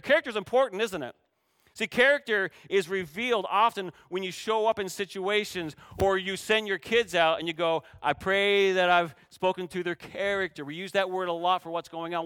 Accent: Canada; moved away; I grew up playing volleyball in Canada

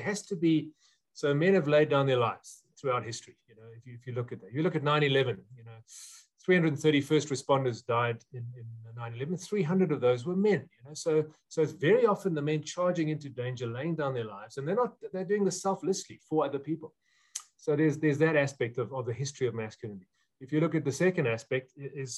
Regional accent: South Africa; before I'm a South African

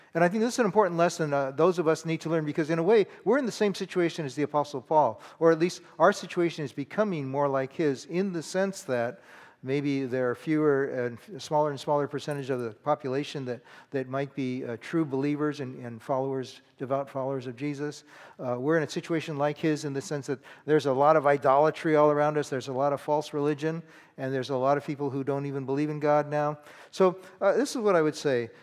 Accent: California, United States; I grew up in California

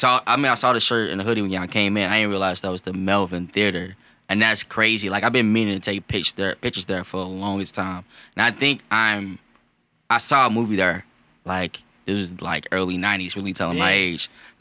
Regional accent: St. Louis, Missouri, United States; growing up on Southside and the South City, it's I feel like the best part of being in St. Louis

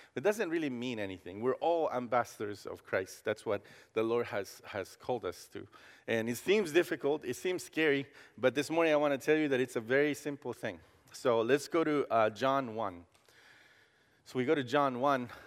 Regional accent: Costa Rica; English is a second language; now in Columbus, United States; I grew up in Costa Rica

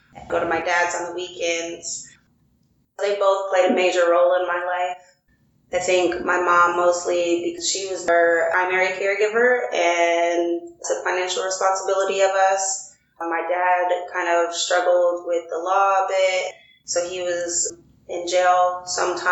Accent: Des Moines, Iowa, United States; I grew up in Des Moines, primarily in like the East Side neighborhood

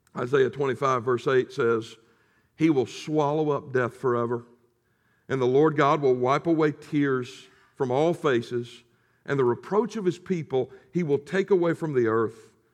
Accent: the South, United States; I'm from the South

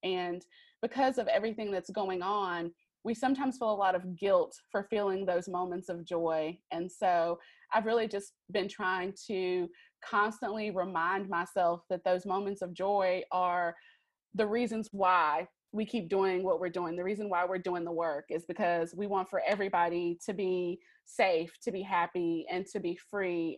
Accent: Greensboro, North Carolina, United States; I'm from Greensboro, North Carolina. That's where I'm uh, currently living

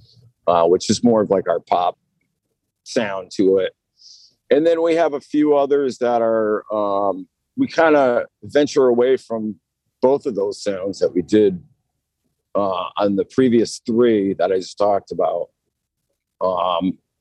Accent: Massachusetts, United States; moved away as an adult; now in Nashville, United States; originally I'm not from Nashville. I'm from Massachusetts

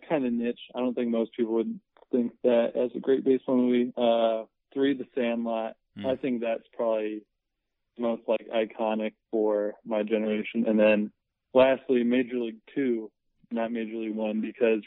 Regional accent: Iowa, United States; I'm from Iowa

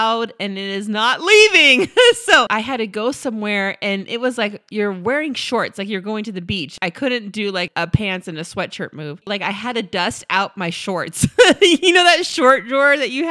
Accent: California, United States; we're from California

